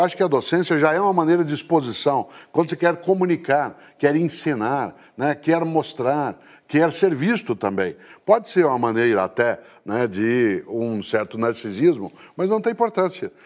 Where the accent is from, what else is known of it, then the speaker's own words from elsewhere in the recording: Londrina, Paraná, Brazil; em Londrina, né, que é a cidade onde nasci